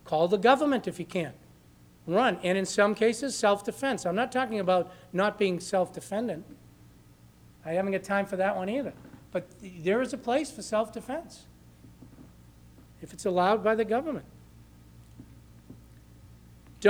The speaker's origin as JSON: {"language": "English", "town": "Lawrence", "region": "Massachusetts", "country": "United States", "tie": "born or raised there", "said": "I grew up in Lawrence"}